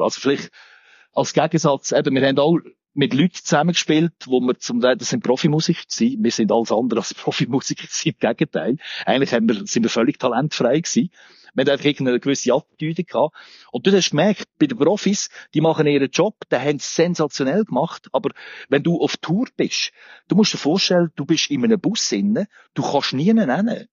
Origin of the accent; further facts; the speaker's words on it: Olten, Solothurn, Switzerland; moved away; ich bin ursprünglich aus Olten